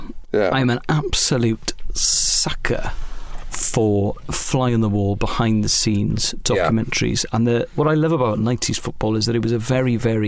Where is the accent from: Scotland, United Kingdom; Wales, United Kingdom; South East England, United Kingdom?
Wales, United Kingdom; Pembrokeshire; my hometown was the biggest town in the county